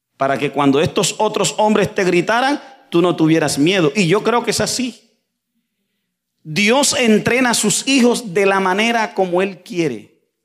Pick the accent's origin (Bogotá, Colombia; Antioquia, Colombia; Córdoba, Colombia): Córdoba, Colombia; Santa Fe de Ralito; yo vengo de las montañas de Colombia. YouTube, usted escribe mi pueblo, Santa Fe de Ralito